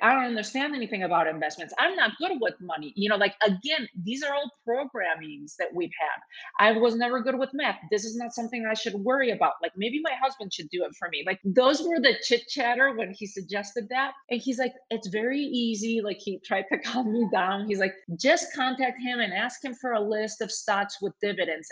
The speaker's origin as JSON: {"language": "English", "country": "Spain", "tie": "born or raised there", "said": "when I was growing up in Spain"}